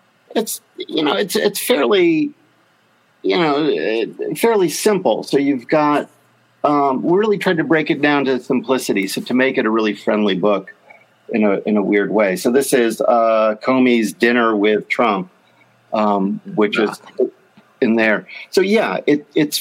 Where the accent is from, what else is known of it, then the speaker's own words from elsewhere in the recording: Berkeley, California, United States; growing up in the Bay Area